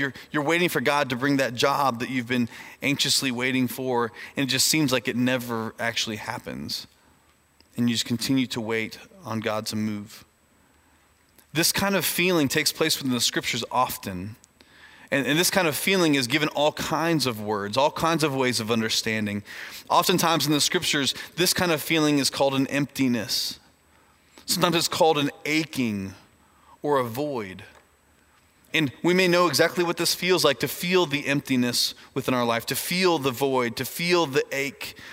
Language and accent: English; Indiana, United States; moved away; I grew up in Indiana, which is a, a far off land uh, in the north part of our country